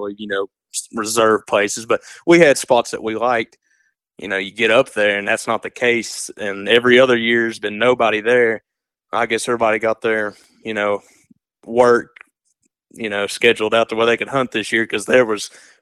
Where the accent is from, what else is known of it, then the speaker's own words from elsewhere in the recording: East Tennessee, United States; growing up here in East Tennessee